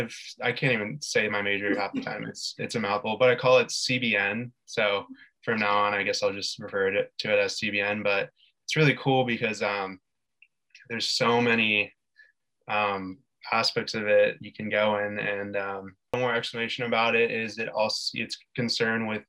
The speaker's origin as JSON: {"language": "English", "town": "San Diego", "region": "California", "country": "United States", "moved": "as an adult", "lives_now": "San Luis Obispo, United States", "said": "I currently am living in San Luis Obispo when I'm from San Diego"}